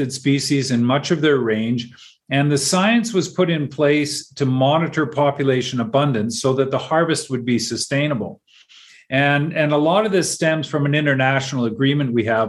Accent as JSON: {"language": "English", "town": "Vancouver", "region": "British Columbia", "country": "Canada", "tie": "born or raised there", "said": "I grew up in Vancouver on the west coast of Canada"}